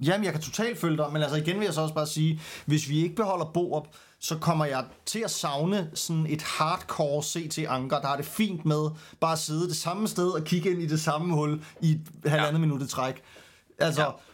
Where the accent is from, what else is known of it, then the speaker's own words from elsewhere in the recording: Denmark; for os som danskere